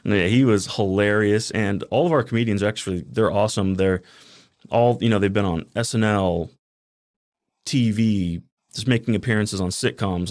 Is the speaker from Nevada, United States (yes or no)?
yes; Henderson, Nevada, United States; also born or lived in Boulder City; I grew up in Henderson my whole life